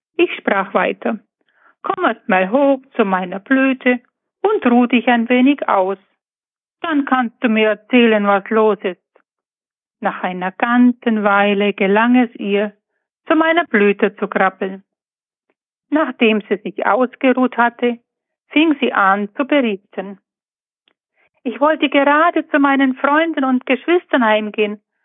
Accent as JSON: {"language": "German", "town": "Buchloe", "region": "Bavaria", "country": "Germany", "said": "ich komme aus Buchlohe im Ostallgäu"}